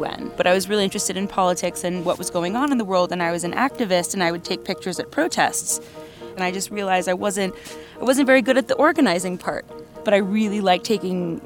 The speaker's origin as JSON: {"language": "English", "town": "New York City", "region": "New York", "country": "United States", "tie": "born or raised there", "said": "growing up in New York City"}